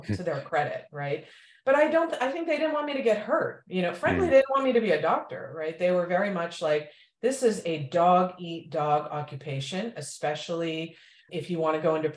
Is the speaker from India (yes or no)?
yes; India; moved away; I'm from India